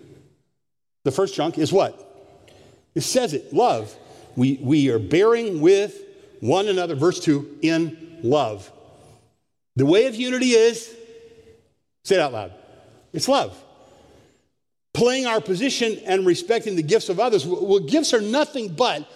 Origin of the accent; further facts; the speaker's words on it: Ohio, United States; moved away as an adult; now in Jackson, Michigan; I'm a kid from Ohio